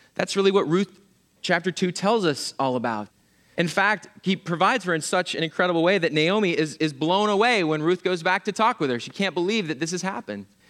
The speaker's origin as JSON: {"language": "English", "region": "Pennsylvania", "country": "United States", "moved": "yes", "said": "I'm from Pennsylvania"}